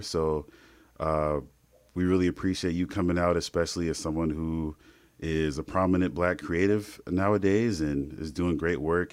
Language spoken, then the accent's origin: English; Indiana, United States; we're from Indiana, uh, Midwest through and through